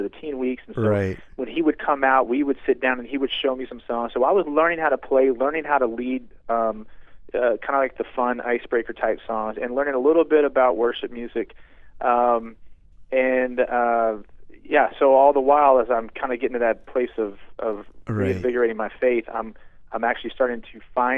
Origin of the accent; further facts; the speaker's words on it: near Lexington, Kentucky, United States; I grew up actually in a little town outside of Lexington, Kentucky